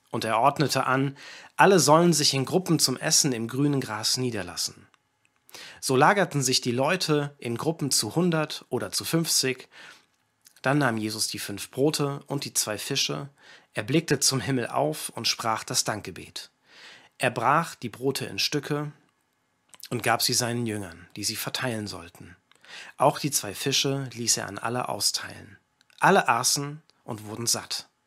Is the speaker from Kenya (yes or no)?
yes; Kenya; viele wissen das, aber ich bin nicht in Deutschland aufgewachsen, sondern ich bin in Kenia aufgewachsen.